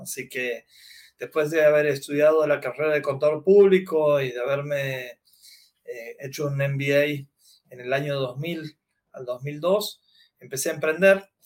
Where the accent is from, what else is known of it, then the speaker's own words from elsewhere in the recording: Argentina; soy del interior de la Argentina, He nacido hace 47 años